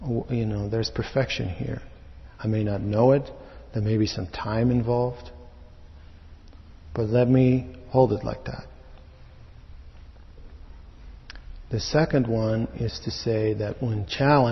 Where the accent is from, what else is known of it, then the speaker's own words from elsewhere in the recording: Netherlands; moved away; I was born in Holland